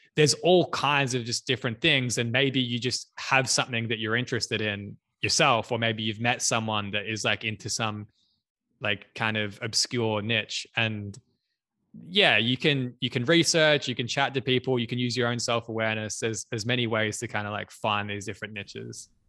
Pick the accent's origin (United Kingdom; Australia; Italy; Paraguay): Australia; I'm from Australia